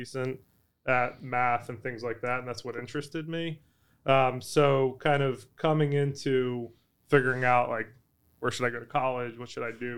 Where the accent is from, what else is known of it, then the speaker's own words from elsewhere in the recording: Philadelphia, Pennsylvania, United States; moved away; I grew up in the Philadelphia area